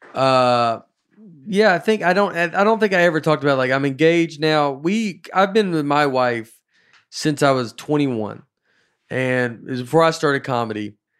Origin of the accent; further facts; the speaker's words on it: Old Hickory, Tennessee, United States; I grew up in Old Hickory